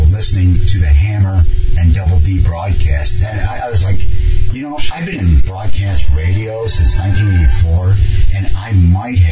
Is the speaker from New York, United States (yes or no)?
no; Cleveland, Ohio, United States; I'm growing up in Cleveland